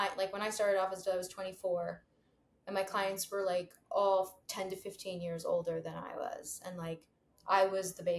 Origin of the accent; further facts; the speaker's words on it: New York City, New York, United States; growing up in New York City